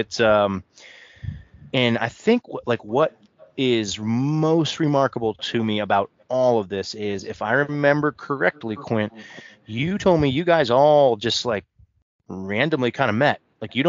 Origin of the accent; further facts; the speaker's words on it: Ohio, United States; moved away as an adult; also born or lived in Nashville / Chicago; Now I'm back in my hometown in Ohio